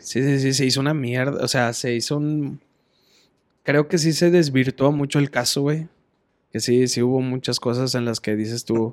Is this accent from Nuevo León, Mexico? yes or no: yes; Monterrey, Nuevo León, Mexico; somos las personas regias